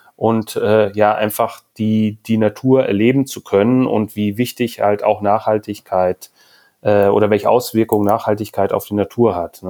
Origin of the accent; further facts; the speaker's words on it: Hamburg, Germany; wir sind aus Hamburg